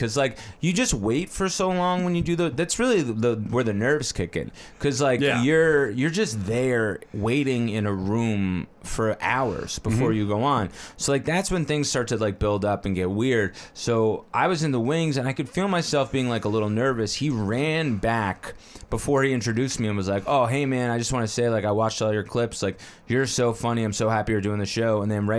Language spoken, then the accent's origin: English; Bloomfield, New Jersey, United States; I grew up in Bloomfield.